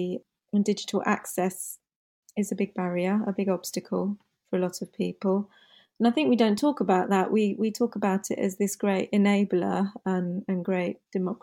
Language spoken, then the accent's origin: English; United Kingdom; first language English; I'm born and bred here. English is my first language